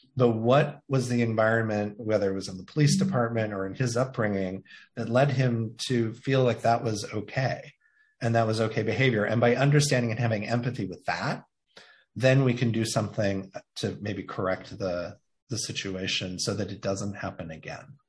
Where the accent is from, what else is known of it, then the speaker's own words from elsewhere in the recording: Indiana, United States; moved away; I identify that I grew up in Indiana. It's where I am from.